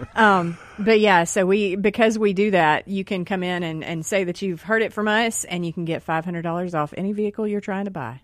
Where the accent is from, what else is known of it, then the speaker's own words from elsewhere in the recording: Rankin County, Mississippi, United States; we're all from Mississippi here. We're all from Rankin County here